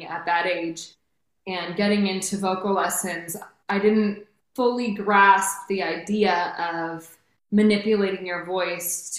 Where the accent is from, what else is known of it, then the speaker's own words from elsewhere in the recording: Redwood City, California, United States; I grew up born and raised in Redwood City, California